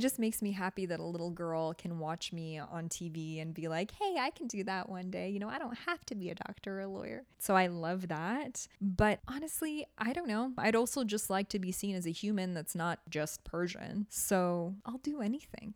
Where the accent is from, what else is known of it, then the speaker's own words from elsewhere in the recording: Toronto, Ontario, Canada; moved away as an adult; also born or lived in Tehran, Iran / Germany; now in Los Angeles, United States; I grew up in Toronto